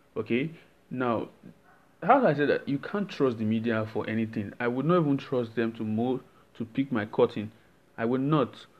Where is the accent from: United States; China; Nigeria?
Nigeria; I'm Nigerian